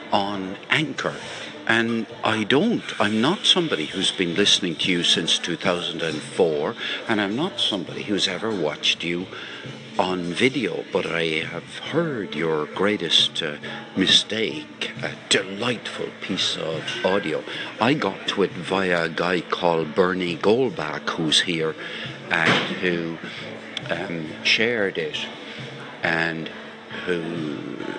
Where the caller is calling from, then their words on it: Ireland; I'm calling you from Ireland in a reception area of a college where I teach.